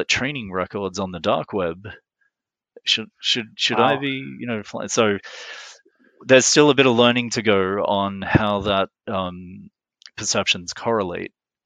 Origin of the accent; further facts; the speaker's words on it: Australia; moved away as an adult; also born or lived in Middle East / Geneva / Montreal; as an Australian